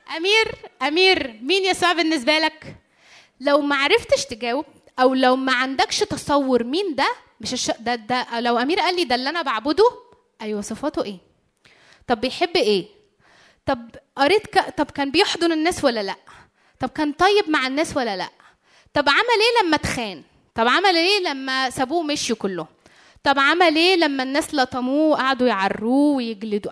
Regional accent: Egypt; عندنا في مصر

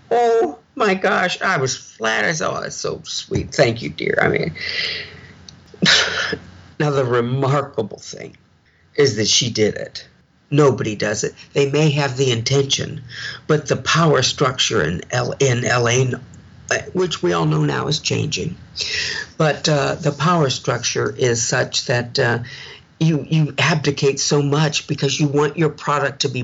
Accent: St. Louis, Missouri, United States; I'm from St. Louis

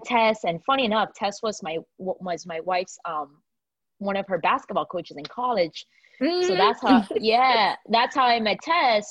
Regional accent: Miami, Florida, United States; moved away as an adult; now in Atlanta, United States; been able to stay in my hometown and see my family

